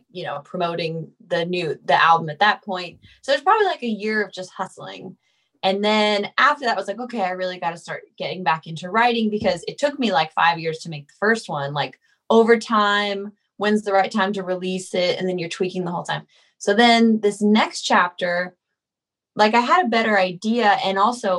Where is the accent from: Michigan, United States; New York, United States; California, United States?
California, United States; I'm from California